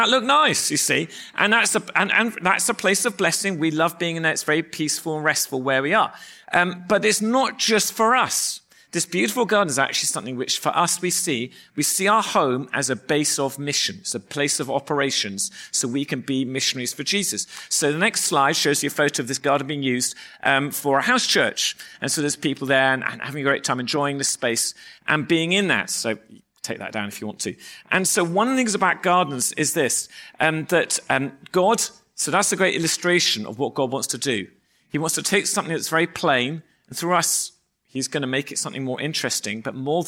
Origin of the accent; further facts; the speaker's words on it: England, United Kingdom; moved away; we are English